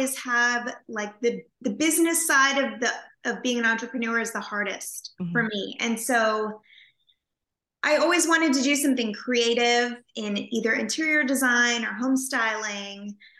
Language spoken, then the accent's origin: English; Napa Valley, California, United States; I grew up in California in a little house in the Napa Valley